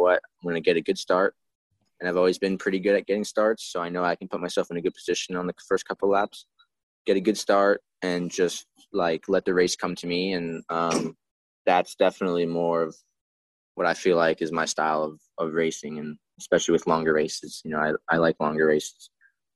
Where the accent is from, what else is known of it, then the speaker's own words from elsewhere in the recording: New York City, New York, United States; moved away as an adult; now in Orange County, New York, United States; I grew up in Queens in New York City. And we moved about 5 years ago